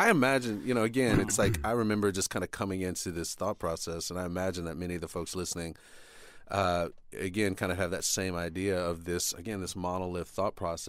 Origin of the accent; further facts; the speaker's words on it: United States; growing up in the United States, you do get sort of kind of taught to think of people as these monoliths, right?